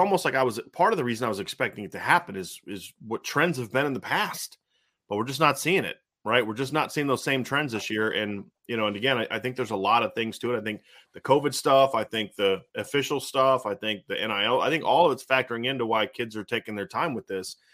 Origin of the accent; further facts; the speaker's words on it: Ohio, United States; I'm from Ohio